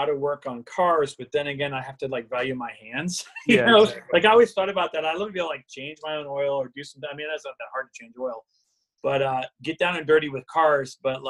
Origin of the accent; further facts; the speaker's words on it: Florida, United States; I grew up in South Florida. I was always at the Keys. I was always at the beach.